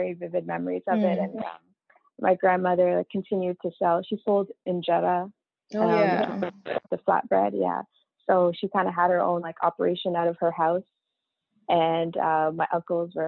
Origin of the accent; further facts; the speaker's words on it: Windsor, Ontario, Canada; now in Toronto, Canada; I grew up in Windsor, Ontario, which is a small city right at like the border to the U.S.